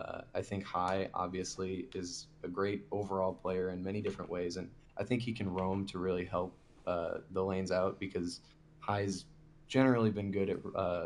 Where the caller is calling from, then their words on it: Valparaiso, Indiana, United States; I am calling from Valparaiso, Indiana.